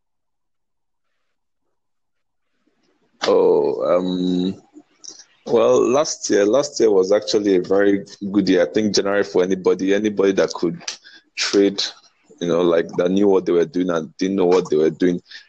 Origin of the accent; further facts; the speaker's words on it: Nigeria; I'm from Nigeria. I'm from Nigeria.